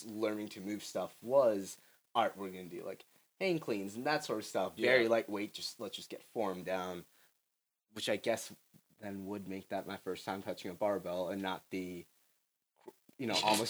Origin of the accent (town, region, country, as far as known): Howard County, Maryland, United States; born or raised there